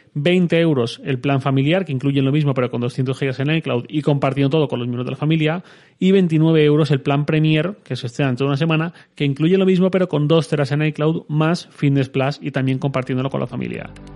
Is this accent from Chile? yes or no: no; Valencian Community, Spain; como buen valenciano espléndido que soy